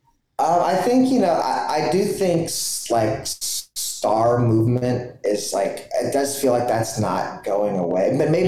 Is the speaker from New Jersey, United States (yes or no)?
no; Dallas, Texas, United States; I'm from Dallas